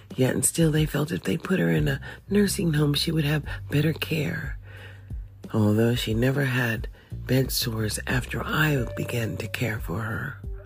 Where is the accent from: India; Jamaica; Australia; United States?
United States; I was born in the USA